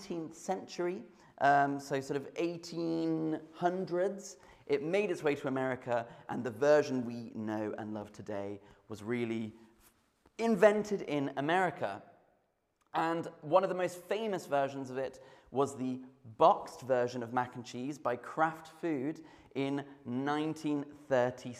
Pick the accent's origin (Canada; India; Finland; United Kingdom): United Kingdom; I am British